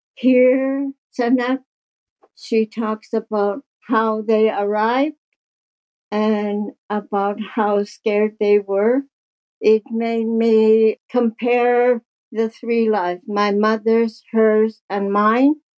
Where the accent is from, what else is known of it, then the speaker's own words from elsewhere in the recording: Kuujjuarapik, Quebec, Canada; now in Stratford, Canada; I'm 71 years old. I was born in Great Whale River, Nunavik, Quebec.